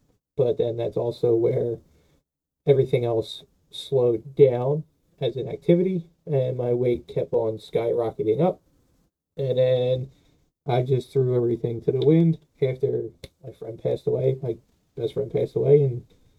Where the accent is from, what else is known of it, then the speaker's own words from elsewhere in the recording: Philadelphia, Pennsylvania, United States; accent: Philly; I'm from Philadelphia, PA, you know, the city of brotherly love and full of hatred.